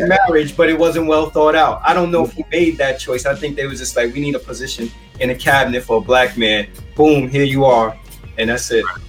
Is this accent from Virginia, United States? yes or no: no; New York City, New York, United States; I grew up in the South Bronx, went to school in the South Bronx